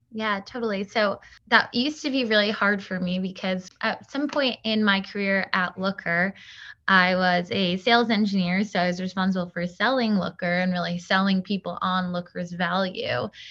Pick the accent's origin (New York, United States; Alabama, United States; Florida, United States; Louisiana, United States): New York, United States; Long Island; moved away as an adult; now in Brooklyn, United States; I was born on Long Island, but I moved to New York probably, like, six years ago